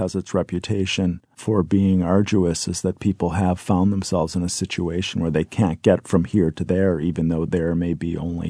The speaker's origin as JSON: {"language": "English", "region": "New York", "country": "United States", "tie": "born or raised there", "said": "I was born in the North Country of New York State, and I joke on the wrong side of the St. Lawrence River. And then I grew up, I moved to upstate New York and grew up playing minor hockey in Ontario."}